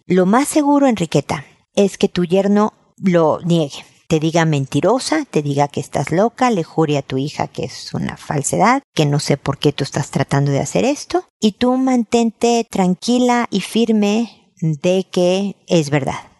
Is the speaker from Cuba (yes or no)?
no; Mexico; now in Chile; yo soy mexicana, pero vivo en Chile